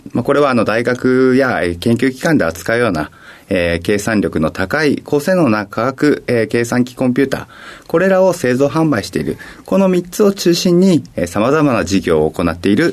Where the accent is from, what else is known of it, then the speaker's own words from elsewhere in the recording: Sapporo, Hokkaido, Japan; born there; also born or lived in Koenji / Morioka / Fujisawa / Osaka; 北海道の札幌市になりま